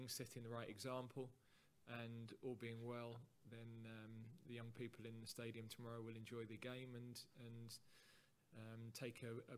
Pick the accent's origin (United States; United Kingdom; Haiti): United Kingdom; England